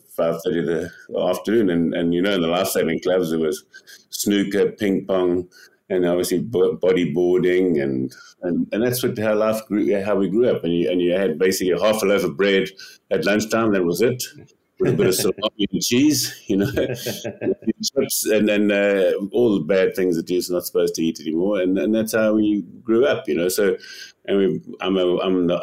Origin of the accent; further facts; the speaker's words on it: Westville, KwaZulu-Natal, South Africa; now in Cape Town, South Africa; I grew up in Westville.